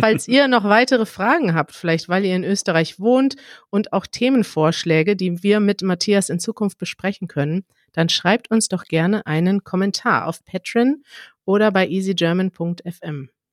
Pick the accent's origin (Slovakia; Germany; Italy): Germany; dass ich da als Deutsche